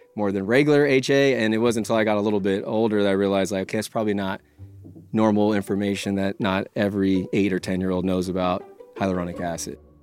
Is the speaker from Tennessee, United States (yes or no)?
no; California, United States; born and raised in California